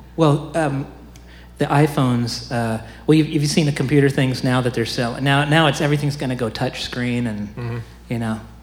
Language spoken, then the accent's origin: English; Oskaloosa, Iowa, United States; I'm from Oskaloosa